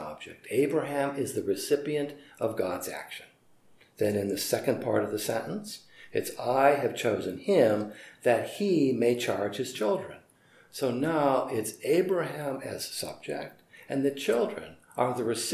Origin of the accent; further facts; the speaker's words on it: United States; as an American citizen, I'm well aware that I also live in a place that has long thought of itself as an inheritor of that idea of promised land